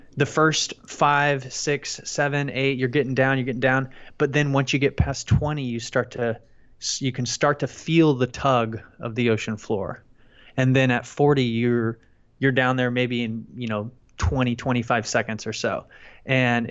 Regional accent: Friendswood, Texas, United States; also born or lived in Houston, Texas; I'm from Houston, Texas, and I grew up in a little town called Friendswood.

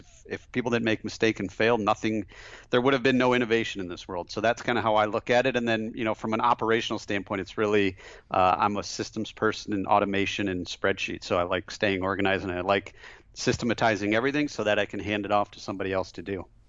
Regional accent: just outside of Flint, Michigan, United States; I grew up, uh, just outside of Flint, Michigan. So, uh, grew up in a small town just outside of Flint

